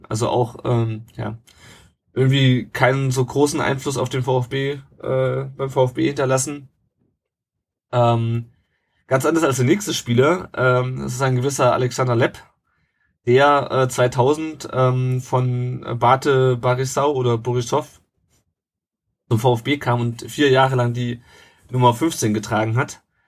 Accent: Rhine-Main area, Hesse, Germany; Der Tom und ich, wir kommen ja beide hier aus dem Rhein-Main-Gebiet

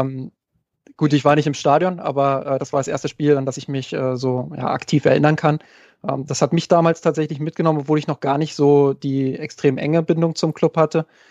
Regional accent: Germany; ich komme aus der Nähe von Berlin

